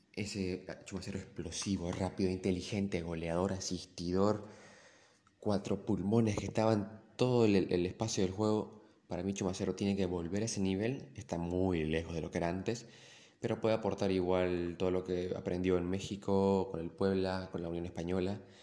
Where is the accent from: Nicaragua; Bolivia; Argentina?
Bolivia; Santa Cruz; Yo como cruceño